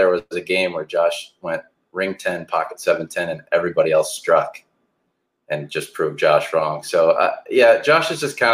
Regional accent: Kenosha, Wisconsin, United States; my hometown, Kenosha, Wisconsin

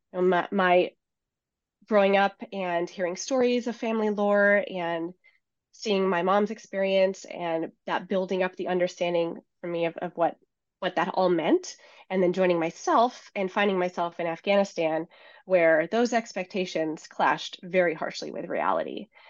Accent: Seattle, Washington, United States; moved away as an adult; I grew up in the Seattle area, which is where I'm now based

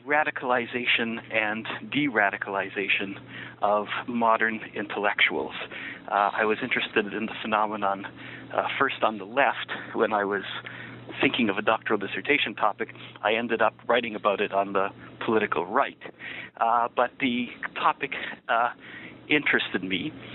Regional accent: Niagara Falls, Ontario, Canada; moved away as an adult; also born or lived in Massachusetts, United States / New York, United States / Jerusalem, Israel / Washington, D.C., United States; born in Niagara Falls, Ontario, and that's where I grew up for the first 18 years of my life

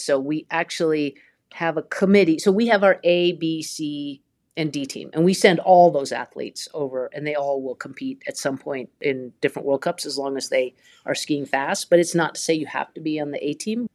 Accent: Vermont, United States; I grew up in Vermont

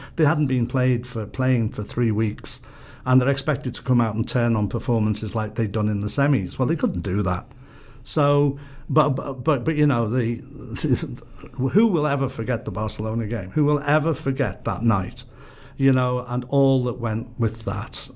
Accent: Liverpool, North West England, United Kingdom; I'm somebody who wants to be part of my hometown

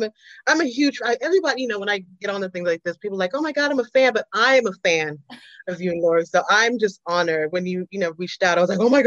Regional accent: South Florida, United States; also born or lived in London, England / Atlanta; I was born in London. My parents are Jamaican, moved to South Florida when I was 9

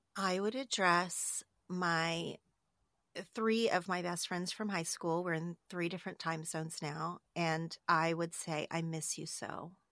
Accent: Oklahoma, United States; moved away as an adult; now in Los Angeles, United States; I'm from Oklahoma, but I live in Los Angeles

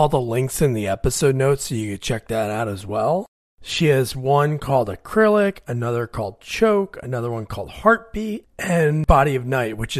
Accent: New Jersey, United States; I'm from New Jersey

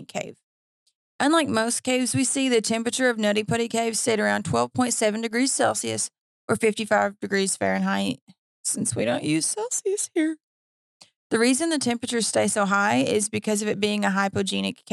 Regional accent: Kentucky, United States; I'm from Kentucky

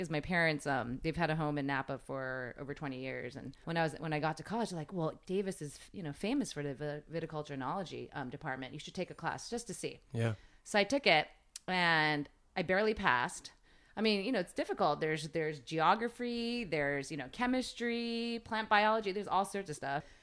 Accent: Tokyo, Japan; moved away as an adult; they moved to Japan uh, for work, and so I was born here, but um, I grew up in Tokyo. Okay. Yeah, and I went to an American school there.

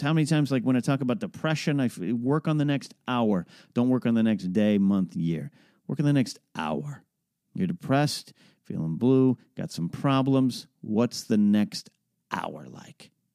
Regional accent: Arroyo Grande, California, United States; moved away; also born or lived in Orange County, California; my hometown of Arroyo Grande, California

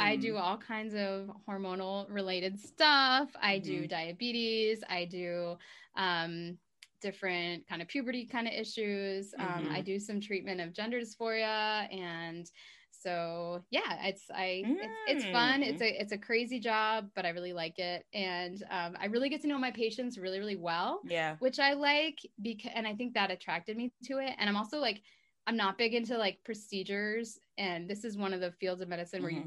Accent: Philadelphia, Pennsylvania, United States; moved away; also born or lived in North Carolina; I'm from Philadelphia

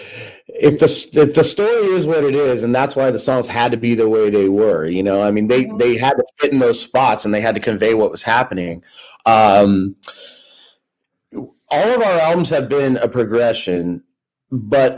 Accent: United States; also born or lived in Southern California / Ireland; I'm American through and through

